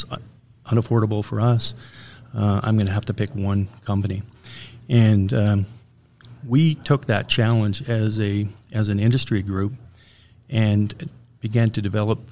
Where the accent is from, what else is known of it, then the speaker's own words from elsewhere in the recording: Canada; I'm a Canadian